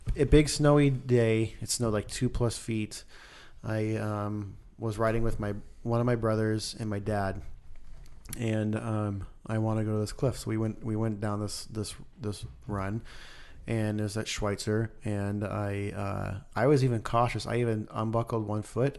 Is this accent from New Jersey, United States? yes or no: no; Idaho, United States; moved away; I grew up in Idaho